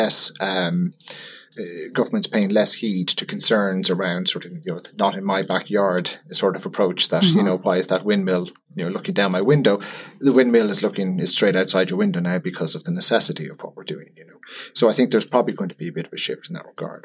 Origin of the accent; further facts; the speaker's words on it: Ireland; as an Irish person